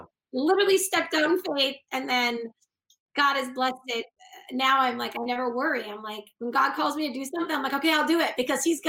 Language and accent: English; Boston, Massachusetts, United States; moved away as an adult; also born or lived in Los Angeles / New Mexico; we're from Boston, Massachusetts, like upstate Massachusetts